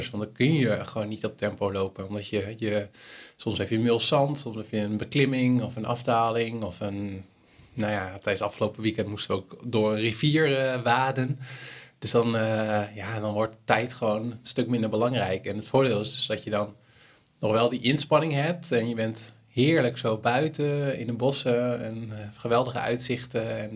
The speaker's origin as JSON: {"language": "Dutch", "country": "Netherlands", "said": "Als Hollander."}